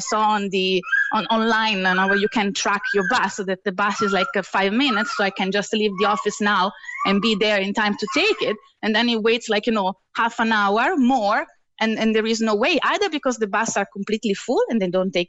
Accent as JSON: {"language": "English", "country": "Italy", "also_born_or_lived": "Heidelberg, Germany", "moved": "as an adult", "lives_now": "Cork, Ireland", "said": "I'm Italian"}